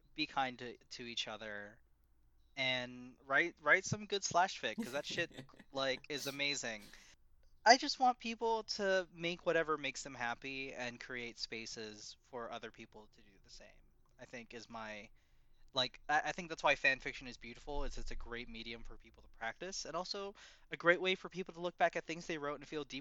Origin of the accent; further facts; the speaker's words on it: Philippines; I'm Filipino, and someone goes, you're Japanese, and I get really pissy about it, and I'm like, well, you're wrong, but if they're pushing, sure. But if it was just, like, a simple mistake, which, as a Filipino man